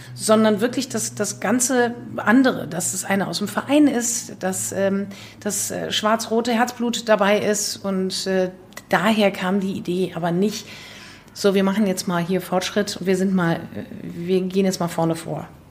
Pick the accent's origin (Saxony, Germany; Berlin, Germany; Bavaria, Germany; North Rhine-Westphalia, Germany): North Rhine-Westphalia, Germany; Leverkusen; ich bin in Leverkusen geboren